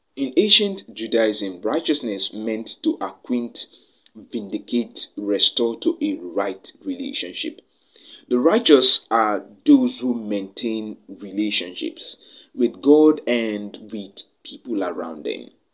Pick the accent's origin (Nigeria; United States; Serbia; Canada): Nigeria; I am from Nigeria